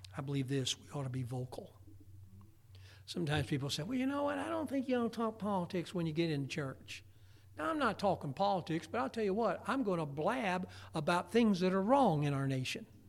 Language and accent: English; United States; I was born in America.